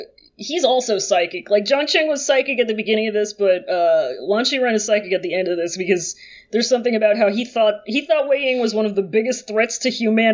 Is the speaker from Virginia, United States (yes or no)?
yes; Virginia Beach, Virginia, United States; growing up in the Virginia Beach public education system in the mid-2000s